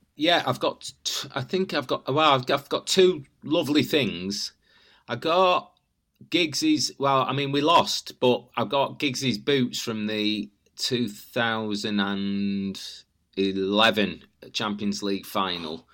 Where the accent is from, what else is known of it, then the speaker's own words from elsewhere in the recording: Manchester, North West England, United Kingdom; I'm from South Manchester. I'm from Burnage, which actually is quite a blue area